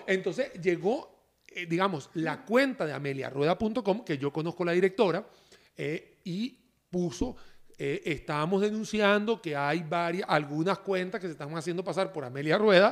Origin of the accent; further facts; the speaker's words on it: Venezuela; moved away; soy venezolano de nacimiento.